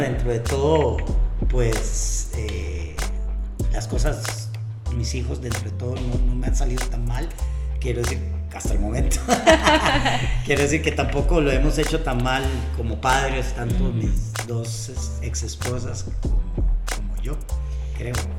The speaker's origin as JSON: {"language": "Spanish", "country": "Costa Rica", "tie": "born or raised there", "also_born_or_lived": "Venezuela / Spain", "said": "yo nací en Venezuela, pero yo vivo en Costa Rica desde segundo grado"}